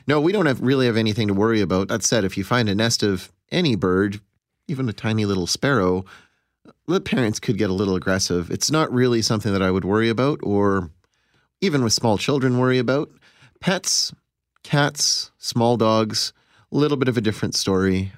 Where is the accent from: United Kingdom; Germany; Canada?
Canada; Pinawa, Manitoba; I grew up in Pinowa